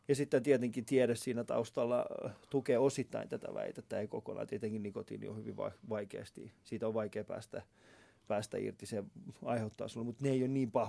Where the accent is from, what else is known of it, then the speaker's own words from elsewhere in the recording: Finland; Sitten mä olin silleen, että mä, mä oon Suomesta, miten se, miksi sä puhut muun ihmisestä tolla tavalla, niin se ei pystynyt käsittelemään sitä asiaa.